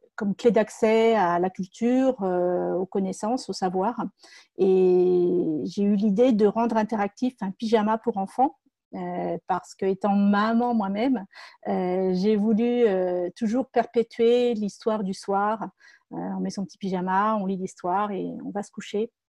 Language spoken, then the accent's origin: French; Moret-sur-Loing, Île-de-France, France; je suis originaire de Moret-sur-Loing en Seine-et-Marne